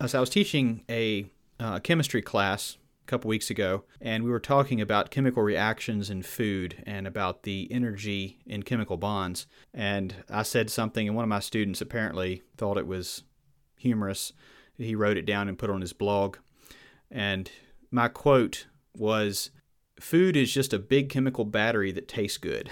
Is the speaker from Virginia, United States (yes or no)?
yes; Virginia, United States; accent: Southern; I was from Virginia and from, uh, from Old Order of Mennonite background